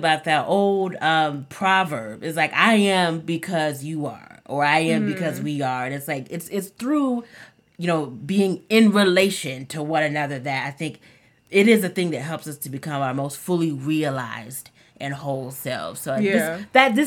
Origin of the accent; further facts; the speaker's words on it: Texas, United States; I'm from Texas